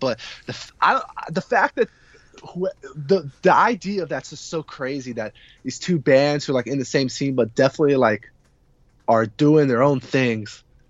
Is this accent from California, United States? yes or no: yes; California, United States; moved away as an adult; now in Washington, D.C., United States; I'm not originally from D.C. Yeah. I'm from California.